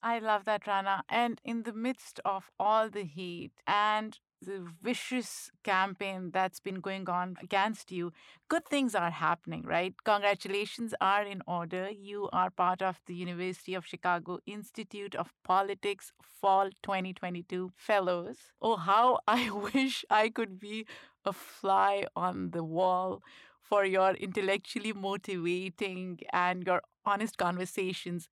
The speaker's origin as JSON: {"language": "English", "country": "Pakistan", "tie": "born or raised there", "moved": "yes", "said": "growing up in Pakistan, I was obsessed with Bollywood"}